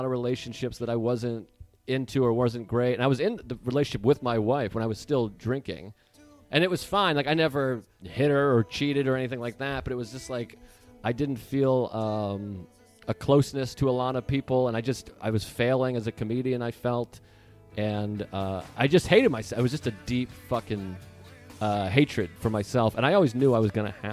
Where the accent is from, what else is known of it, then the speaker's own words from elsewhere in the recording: Massachusetts, United States; moved away as an adult; also born or lived in Boston; Before I turned 20, I lived in Boston. So I'm from Massachusetts